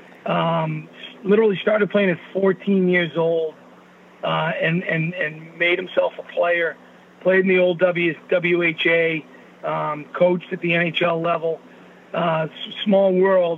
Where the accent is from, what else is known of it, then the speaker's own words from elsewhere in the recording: Boston, Massachusetts, United States; born in 1967 in Boston, Massachusetts